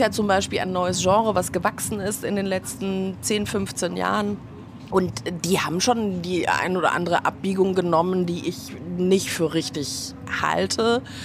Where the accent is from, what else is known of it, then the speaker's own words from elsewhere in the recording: Munich, Bavaria, Germany; now in Berlin, Germany; Ich komme ja ursprünglich aus München